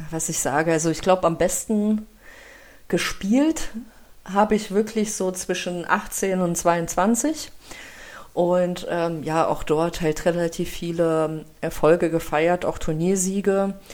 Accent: Russia; now in Germany; dass ich ja ähm, nicht hier geboren bin in Deutschland und wir sind ja aus Russland hierher gekommen.

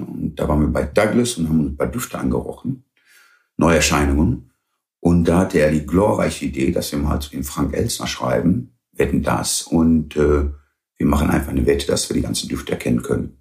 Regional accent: Weeze, North Rhine-Westphalia, Germany; born or raised there; first language English; German is a second language; also born or lived in Derby, England

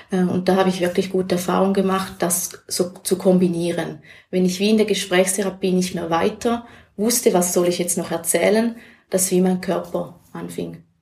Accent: Schaffhausen, Switzerland; man wusste schnell bei uns in Schaffhausen, wer ist ähm, in einer christlichen Bewegung

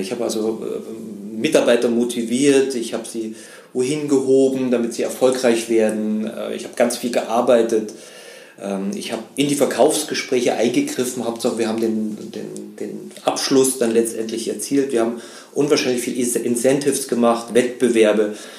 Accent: Munich, Bavaria, Germany; also born or lived in Vienna; now in Chiemgau, Germany; ich äh, bin in München groß geworden

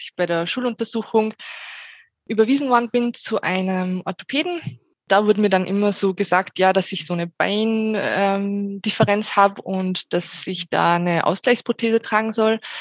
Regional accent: Salzburg, Austria; aus Salzburg

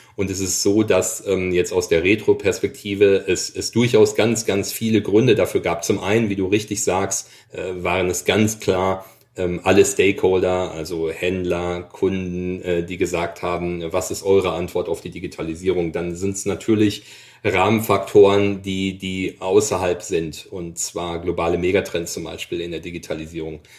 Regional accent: Dortmund, North Rhine-Westphalia, Germany; also born or lived in Allgäu; now in Essen, Germany; Ich bin gebürtiger Dortmunder

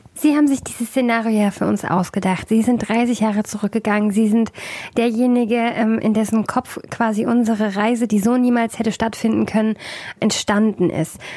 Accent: the East, eastern Germany, Germany; Ich bin im Osten geboren

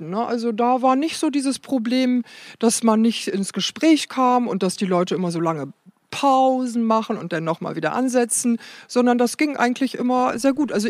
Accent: Lower Saxony, Germany; weil ich ja hinterm Deich groß geworden bin in Friesland

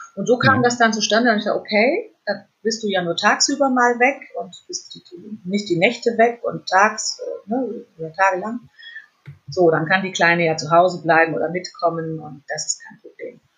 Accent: Fulda, Hesse, Germany; moved away; in meine alte Heimat nach Fulda

